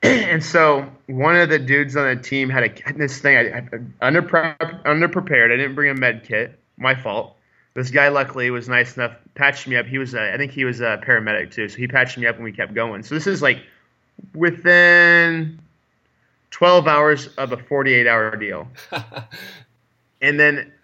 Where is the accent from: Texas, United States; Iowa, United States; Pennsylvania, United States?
Iowa, United States; I'm from Iowa